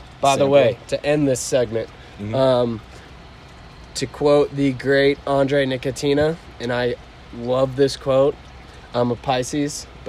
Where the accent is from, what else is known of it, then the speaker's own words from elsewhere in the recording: United States; I'm from the States.